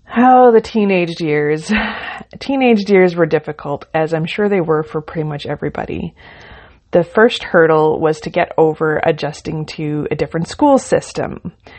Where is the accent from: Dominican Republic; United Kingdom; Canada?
Canada; Ontario; I was born in Ontario, and I lived a comfortable country life with my parents and three sisters